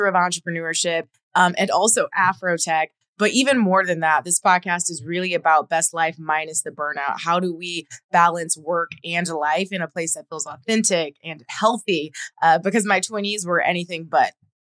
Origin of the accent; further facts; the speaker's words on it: Toledo, Ohio, United States; my hometown of Toledo, Ohio